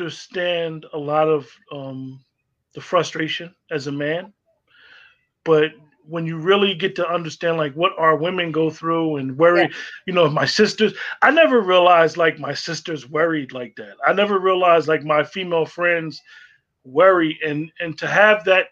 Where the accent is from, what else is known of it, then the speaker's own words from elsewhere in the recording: Union, New Jersey, United States; moved away; I grew up in the Vauxhall section of the Union